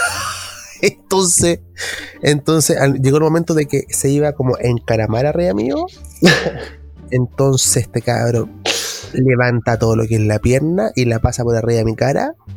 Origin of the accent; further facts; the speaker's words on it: Chile; que somos los chilenos